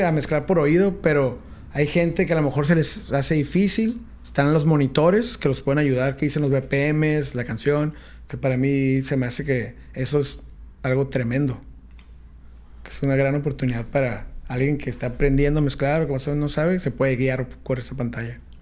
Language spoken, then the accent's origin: Spanish; San Diego, California, United States; now in Tijuana, Mexico; nací en Estados Unidos, en San Diego. Ajá. También soy aquí de, Yo me considero de Tijuana, pero nací en San Diego. Fui a la escuela allá y todo